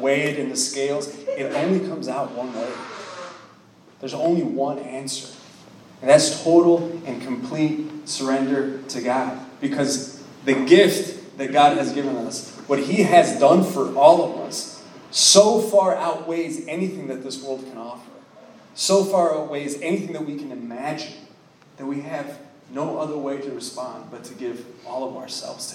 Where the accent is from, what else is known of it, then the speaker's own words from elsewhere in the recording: Miami, Florida, United States; I'm from Miami, Florida, born and raised.